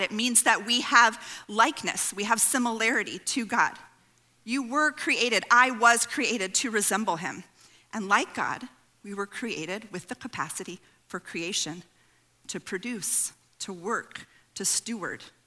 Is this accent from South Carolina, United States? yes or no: no; California, United States; I grew up on the West Coast in California